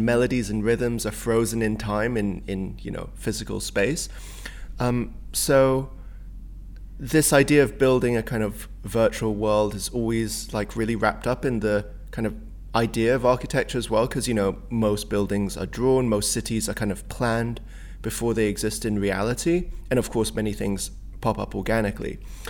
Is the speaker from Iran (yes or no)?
no; Hong Kong; also born or lived in Singapore; I grew up a lot in Southeast Asia where, you know, like Hong Kong and Singapore, it's very chaotic as like an urban environment.